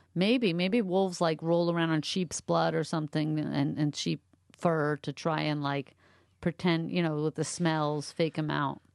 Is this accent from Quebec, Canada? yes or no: yes; Montreal, Quebec, Canada; moved away; I grew up mostly in Montreal.